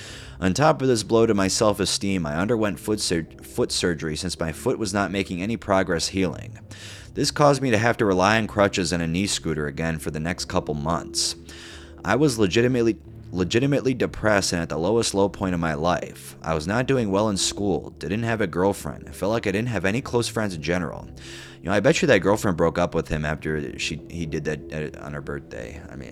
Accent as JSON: {"language": "English", "town": "Kirkland", "region": "Washington", "country": "United States", "tie": "born or raised there", "said": "far away from my hometown casino in Kirkland, Washington"}